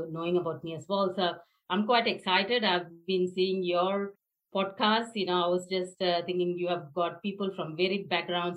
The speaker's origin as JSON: {"language": "English", "town": "Chennai", "region": "Tamil Nadu", "country": "India", "tie": "born or raised there", "moved": "as an adult", "lives_now": "Australia", "said": "I come from Chennai, South India."}